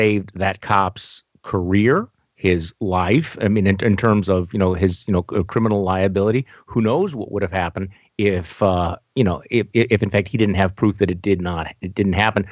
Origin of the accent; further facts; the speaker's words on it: Milwaukee, Wisconsin, United States; my hometown in Milwaukee